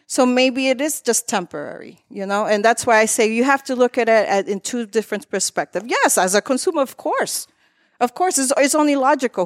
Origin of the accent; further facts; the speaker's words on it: Lawrence, Massachusetts, United States; also born or lived in Methuen, Massachusetts; I was born in Methuen, uh, raised in Lawrence all my life, but my parents came here from the Dominican Republic